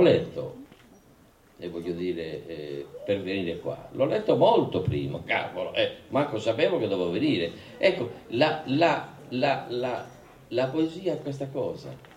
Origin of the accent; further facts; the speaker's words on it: Luogosanto, Sardinia, Italy; io sono un uomo di terre chiuse perché sono nato lì a Logosanto, che era, che era comune di Tempio, proprio al centro della Gallura